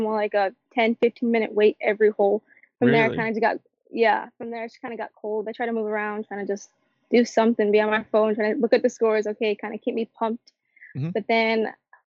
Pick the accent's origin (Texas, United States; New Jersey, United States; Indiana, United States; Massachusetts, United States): Texas, United States; San Antonio; San Antonio.